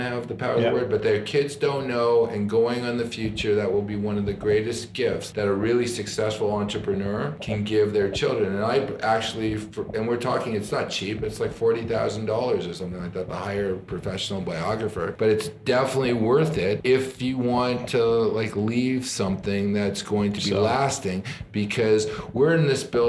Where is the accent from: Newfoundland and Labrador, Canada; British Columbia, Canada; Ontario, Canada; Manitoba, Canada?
Ontario, Canada; Toronto; I'm from Toronto.